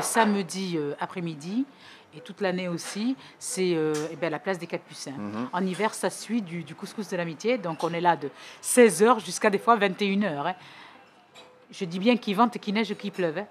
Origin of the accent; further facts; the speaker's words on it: Bordeaux, Nouvelle-Aquitaine, France; also born or lived in Portets; je suis né ici. Je suis né à Bordeaux.